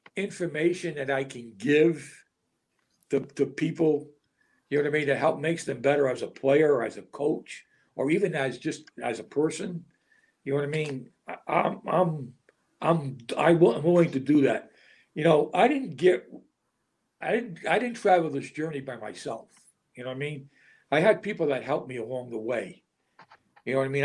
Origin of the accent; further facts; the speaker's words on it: Rhode Island, United States; I'm from Rhode Island